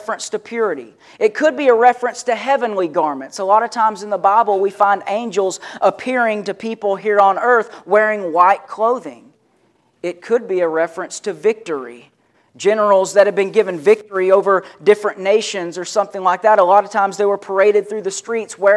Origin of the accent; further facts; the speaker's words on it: Kentucky, United States; my dad built the house I grew up in Kentucky